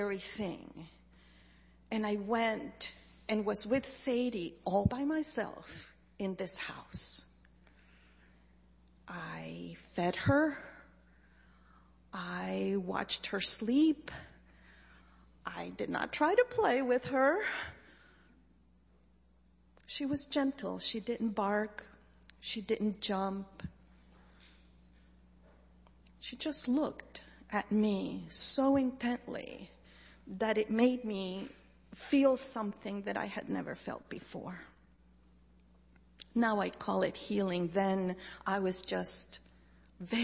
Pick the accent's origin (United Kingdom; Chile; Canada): Chile; moved away; I grew up in Chile